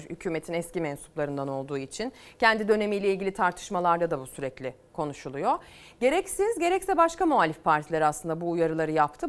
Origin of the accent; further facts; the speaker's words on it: Selçuk, İzmir, Turkey; İzmir Selçuk'a götüreceğim. Memleketim sayılır